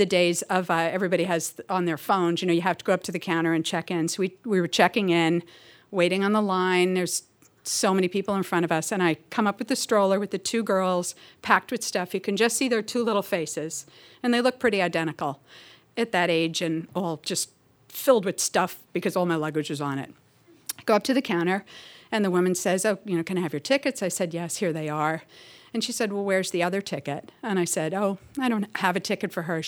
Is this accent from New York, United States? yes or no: yes; New York City, New York, United States; moved away; also born or lived in Seattle; I'm from New York originally, from Woodside, Queens